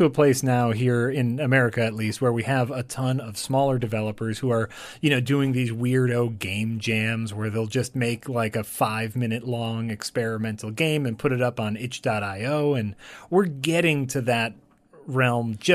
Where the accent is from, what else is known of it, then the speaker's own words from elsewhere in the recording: United Kingdom; being you know growing up in the uh, in Britain, where where like we we're very open and free outwardly